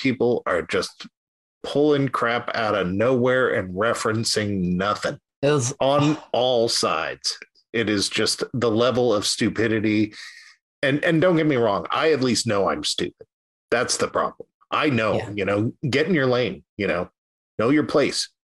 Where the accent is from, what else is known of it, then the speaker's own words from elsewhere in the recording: Reading, South East England, United Kingdom; I remember growing up in Reading, and the general consensus was that like Styles didn't get to Reading until 5 years after they were cool in the city